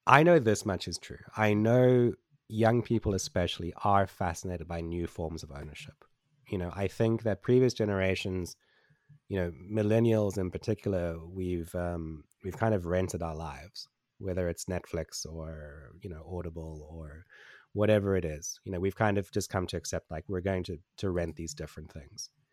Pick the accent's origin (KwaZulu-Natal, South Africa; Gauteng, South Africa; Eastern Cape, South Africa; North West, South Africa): Eastern Cape, South Africa; Port Elizabeth; I grew up in Port Elizabeth in, in South Africa.